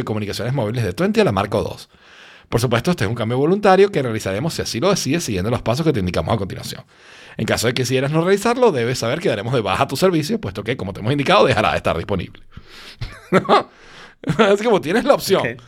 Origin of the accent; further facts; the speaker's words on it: Venezuela; moved away as an adult; now in Spain; yo vengo de Venezuela, donde todo pasa